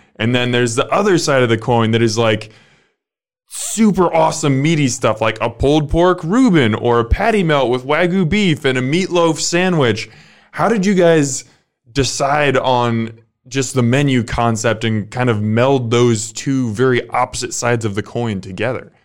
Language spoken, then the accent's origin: English; Omaha, Nebraska, United States; I'm from Omaha, I love Omaha